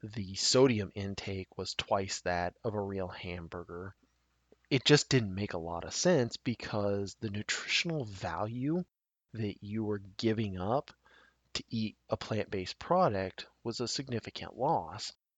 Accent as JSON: {"language": "English", "region": "Nebraska", "country": "United States", "tie": "born or raised there", "said": "my home state of Nebraska"}